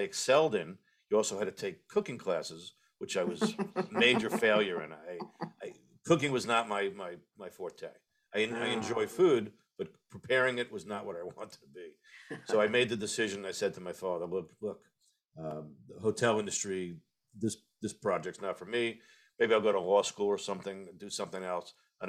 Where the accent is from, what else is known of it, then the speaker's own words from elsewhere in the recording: Long Island, New York, United States; I grew up in New York, Long Island.